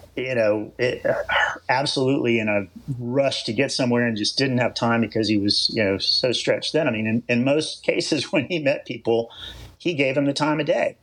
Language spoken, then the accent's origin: English; East Coast, United States; moved away as an adult; also born or lived in California; I grew up surfing on the East Coast